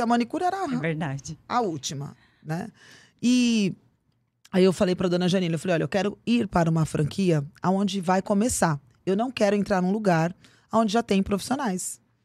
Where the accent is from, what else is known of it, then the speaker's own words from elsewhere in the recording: Cuiabá, Mato Grosso, Brazil; now in São Paulo, Brazil; E eu morava em Cuiabá, Mato Grosso, sou de São Paulo. Meus pais foram para lá, eu tinha seis anos de idade